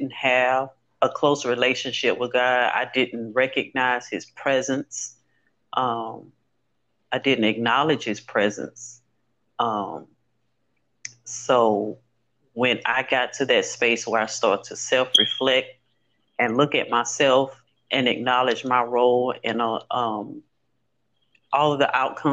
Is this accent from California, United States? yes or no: no; Louisiana, United States; Growing up in Louisiana